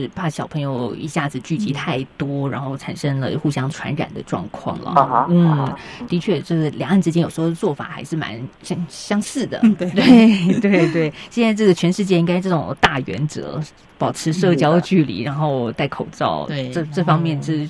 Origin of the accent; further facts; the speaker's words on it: Taiwan; 在台湾我们倒不用